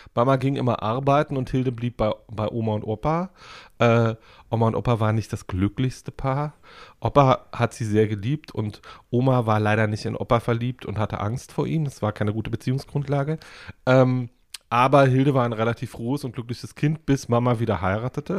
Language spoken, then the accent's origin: German; Woltersdorf, Brandenburg, Germany; Ich bin in Woltersdorf groß geworden